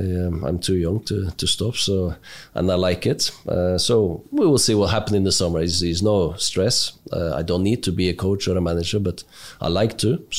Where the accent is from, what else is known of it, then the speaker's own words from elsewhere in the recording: Oslo area, Norway; Just outside Oslo. Nice, quiet place. Local place with staying in the same area for 10 years.